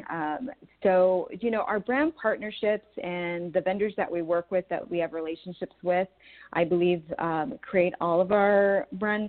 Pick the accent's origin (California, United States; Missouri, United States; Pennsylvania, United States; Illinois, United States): California, United States; San Diego; now in Orange County, United States; I grew up in San Diego, so I know it really, really well